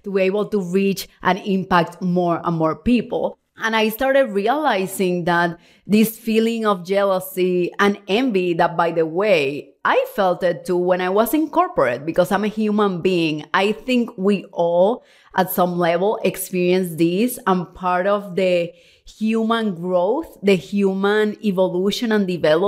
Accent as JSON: {"language": "English", "country": "Cuba", "lives_now": "Puerto Rico", "said": "I'm originally from Cuba, if you don't know me well, of course. And then from Cuba, we moved to Mexico City and then Puerto Rico. And we lived there for 12 years."}